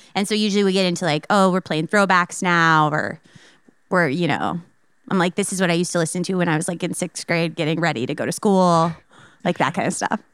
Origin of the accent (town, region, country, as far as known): Telluride, Colorado, United States; born or raised there; accent: Chicago; also born or lived in Chicago, Illinois